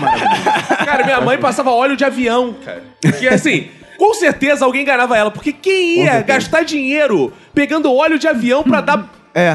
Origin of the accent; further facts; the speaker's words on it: Brazil; a gente é brasileiro